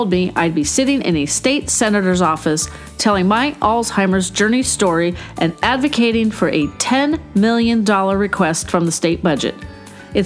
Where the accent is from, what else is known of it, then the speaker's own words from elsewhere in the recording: California, United States; my home state of California